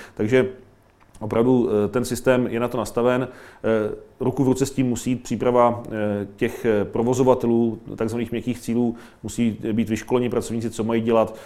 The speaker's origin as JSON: {"language": "Czech", "town": "Mladá Boleslav", "region": "Central Bohemian Region", "country": "Czechia", "tie": "born or raised there", "said": "z mého rodného města, hlavní pošta Mladé Boleslavi"}